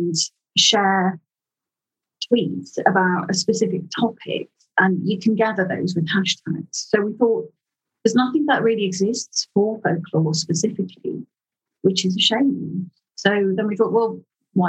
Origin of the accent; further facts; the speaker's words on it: Liverpool, North West England, United Kingdom; I grew up in Liverpool